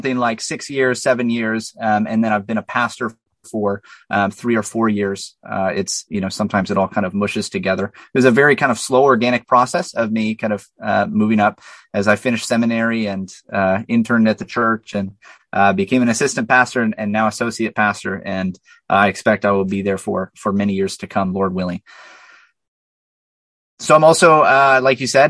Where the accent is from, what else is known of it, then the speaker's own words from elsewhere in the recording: La Crosse, Wisconsin, United States; I hail from La Crosse, Wisconsin